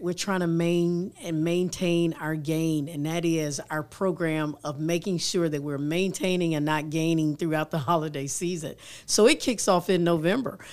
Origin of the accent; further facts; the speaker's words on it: Atlanta, Georgia, United States; also born or lived in Europe; now in Huntsville, United States; I grew up in Atlanta